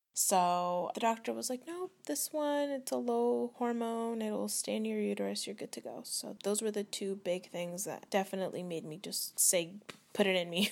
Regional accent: Vacaville, California, United States; I'm from Vacaville, California.

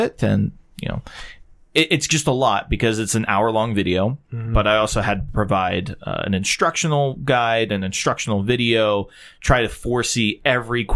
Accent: Pittsburgh, Pennsylvania, United States; also born or lived in Washington, Pennsylvania; Grew up in Pittsburgh, grew up in Washington, Pennsylvania

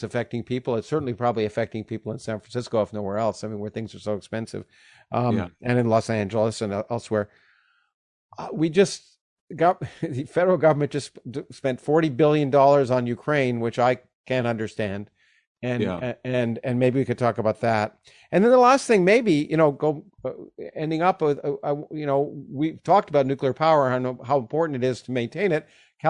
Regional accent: Canada; I grew up in Canada and I grew up under a parliamentary system

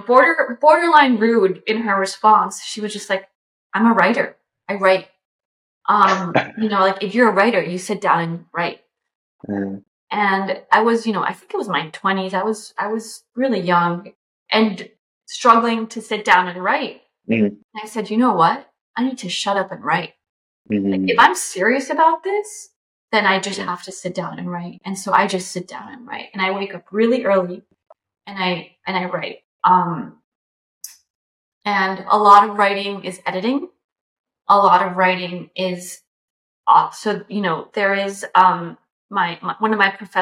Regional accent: Bogotá, Colombia; moved away; I grew up in Bogota

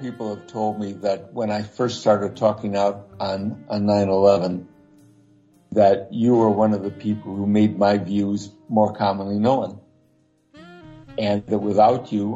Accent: Lansing, Michigan, United States; moved away; my hometown, Lansing, Michigan

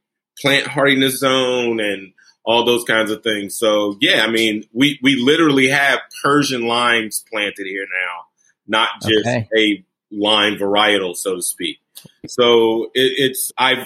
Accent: Brunswick, Georgia, United States; also born or lived in Bridgeport, Connecticut; I was born in Bridgeport, Connecticut, but I was raised here in Brunswick, Georgia

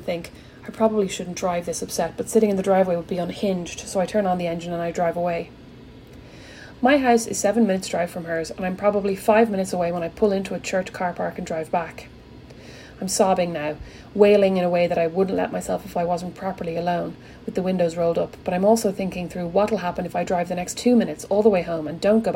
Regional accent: Ireland; I'm Irish

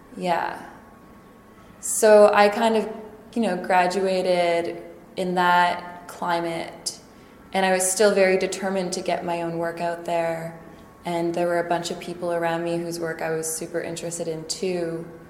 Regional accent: Saskatoon, Saskatchewan, Canada; moved away as an adult; now in Montreal, Canada; I was born in Saskatoon, land of the living skies

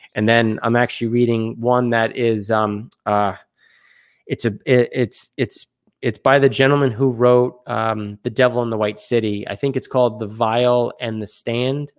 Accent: United States; obviously I'm American

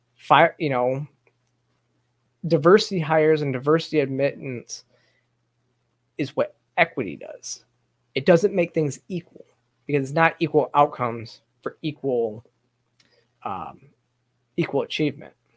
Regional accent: Michigan, United States; now in Georgia, United States; this is my home state. I, am from Michigan and still have a lot of family in Michigan

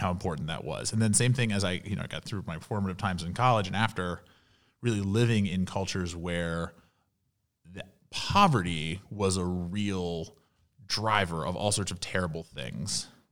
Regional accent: Louisville, Kentucky, United States; moved away as an adult; also born or lived in Washington, D.C. / New York; growing up in Louisville, Kentucky

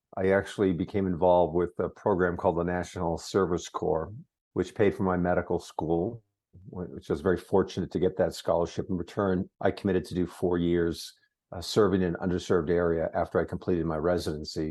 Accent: Massachusetts, United States; moved away; also born or lived in Concord, New Hampshire; I grew up in Massachusetts

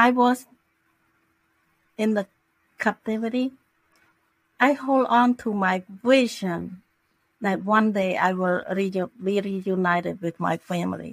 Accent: Cambodia; now in Florida, United States; I'm from Cambodia

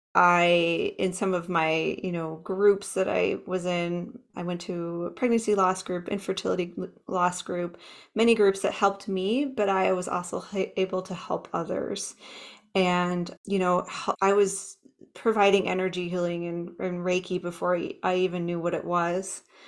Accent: Minnesota, United States; now in Fort Collins, United States; I grew up in Minnesota, the Midwest

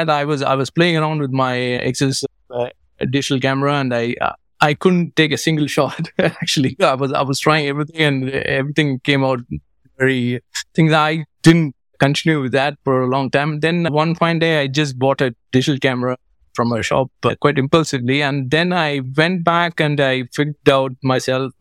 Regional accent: Madurai, Tamil Nadu, India; moved away as an adult; also born or lived in New York State, United States; now in London, United Kingdom; I'm from Madurai originally, and then around 22 years back, I moved to London

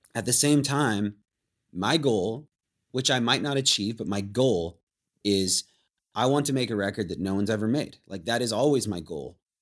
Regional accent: Anacortes, Washington, United States; growing up in Anacortes

